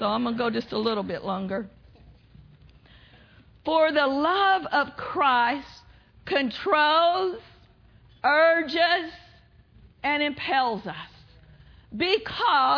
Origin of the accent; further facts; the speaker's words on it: Pawnee, Oklahoma, United States; I grew up in Pawnee, Oklahoma